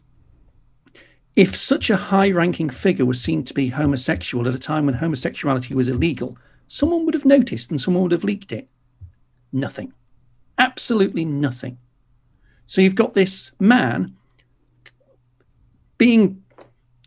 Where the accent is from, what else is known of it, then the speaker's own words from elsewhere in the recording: England, United Kingdom; I'm English